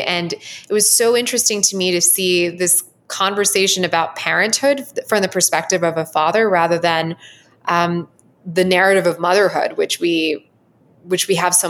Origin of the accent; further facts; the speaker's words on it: Southern United States, United States; growing up in the Southern United States, it was very impressionable to me sometimes when I went to a private school